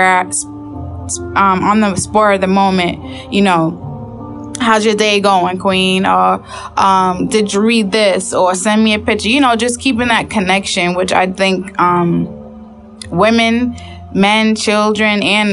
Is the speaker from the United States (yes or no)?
yes; Boston, Massachusetts, United States; I'm from Boston